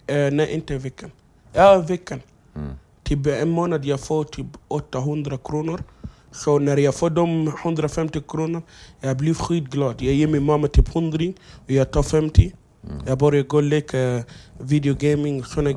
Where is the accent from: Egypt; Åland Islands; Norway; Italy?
Egypt; Swedish is a second language; moved away as an adult; also born or lived in South Sudan; now in Sweden; jag är uppvuxen i Egypten. Det är därför jag kan arabiska